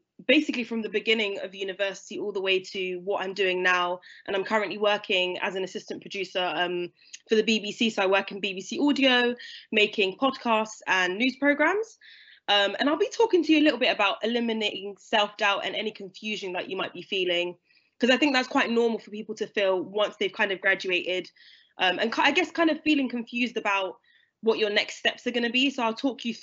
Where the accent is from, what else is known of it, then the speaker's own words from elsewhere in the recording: London, United Kingdom; moved away as an adult; I'm from London originally. So I went to school in London. I grew up there till I was 18